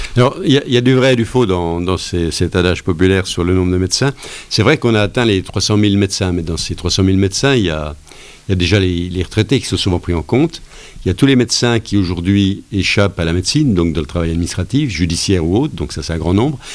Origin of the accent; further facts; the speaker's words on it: Lure, Bourgogne-Franche-Comté, France; chez nous, à Lure